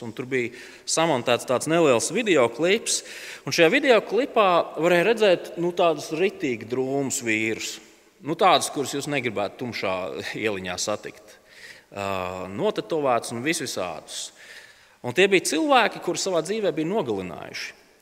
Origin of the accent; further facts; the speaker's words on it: Latvia; mēs esam latvieši, mēs esam tādi mierīgi un kūtri ļaudis